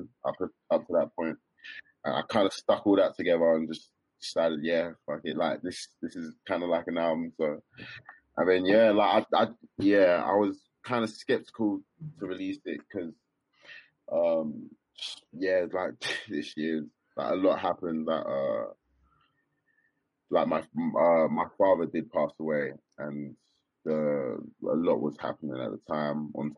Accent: Kent, South East England, United Kingdom; moved away as an adult; now in London, United Kingdom; I'm originally from Kent, but right now I'm living in London.

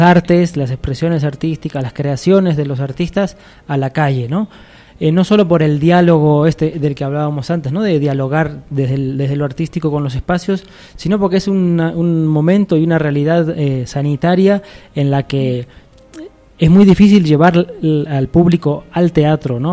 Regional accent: Argentina; moved away as an adult; now in Cochabamba, Bolivia; Yo soy de Argentina, como lo habrán notado. Eh, llevo 11 años viviendo en Bolivia

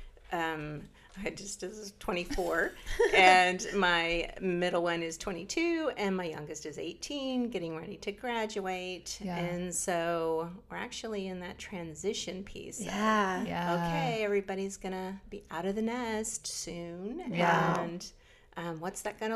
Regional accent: Illinois, United States; moved away as an adult; I grew up in Illinois on a farm

